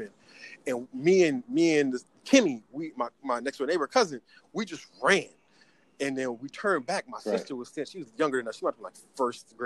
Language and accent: English; Hartford, Connecticut, United States; I'm from the North End, whatever. I'm from Blue Hills